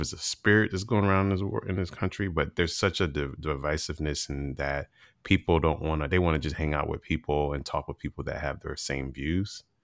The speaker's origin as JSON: {"language": "English", "region": "Virginia", "country": "United States", "said": "being from Virginia"}